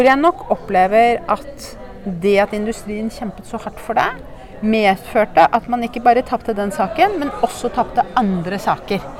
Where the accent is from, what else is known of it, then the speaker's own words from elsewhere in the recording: Norway; jeg er norsk